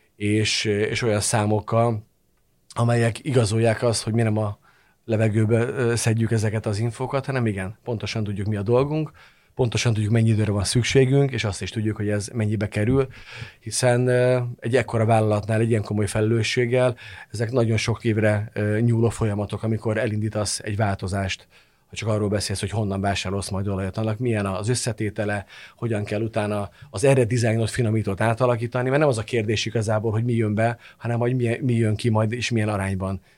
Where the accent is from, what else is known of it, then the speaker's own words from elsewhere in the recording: Hungary; magyarként hazai pályán vagyok